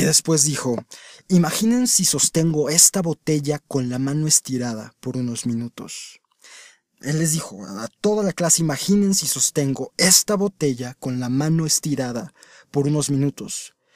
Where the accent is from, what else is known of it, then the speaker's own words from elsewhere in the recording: Mexico; en mi país, México